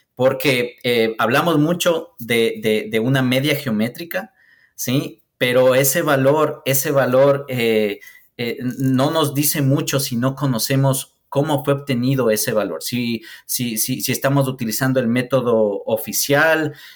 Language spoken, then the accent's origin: Spanish; Ecuador; yo soy ecuatoriano